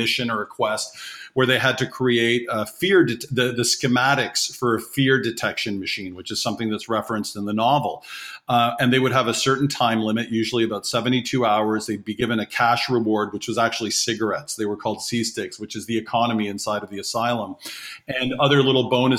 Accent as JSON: {"language": "English", "town": "Toronto", "region": "Ontario", "country": "Canada", "tie": "born or raised there", "also_born_or_lived": "Guinea / Labrador, Newfoundland / northern Quebec", "said": "I was born in Toronto, Canada"}